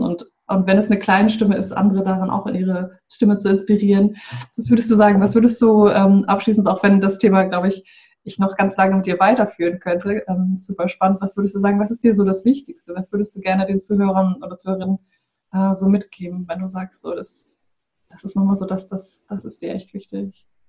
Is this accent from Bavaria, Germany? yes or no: no; Bremen, Germany; ich komme aus, äh, aus dem Norden in Deutschland, aus Bremen